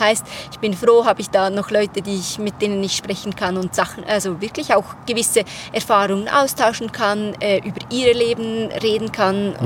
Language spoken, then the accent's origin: German; Switzerland; ich bin aus der Schweiz